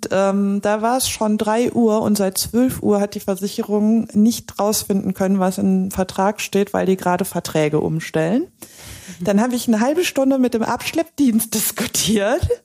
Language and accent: German; Cologne, North Rhine-Westphalia, Germany; Ich komme aus Köln, ich bin mit dem Auto nach Aachen gefahren.